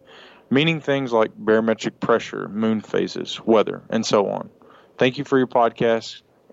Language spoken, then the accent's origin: English; Tyler, Texas, United States; I'm from Tyler, Texas.